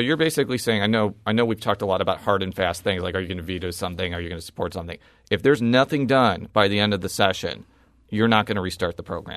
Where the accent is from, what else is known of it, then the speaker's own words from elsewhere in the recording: Illinois, United States; now in Missouri, United States; I was born and raised in Illinois